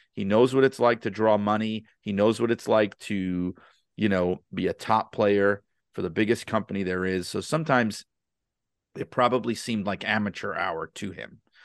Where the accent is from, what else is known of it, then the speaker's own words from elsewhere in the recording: New York City, New York, United States; I grew up in New York City